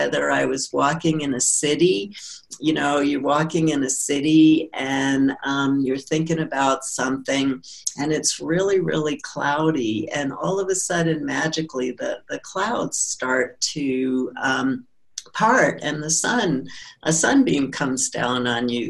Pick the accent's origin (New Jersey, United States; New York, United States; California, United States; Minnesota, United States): New York, United States; New York City; growing up in Brooklyn